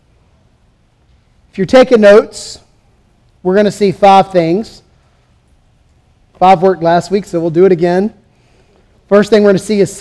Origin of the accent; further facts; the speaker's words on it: the South, United States; also born or lived in California; as a Southerner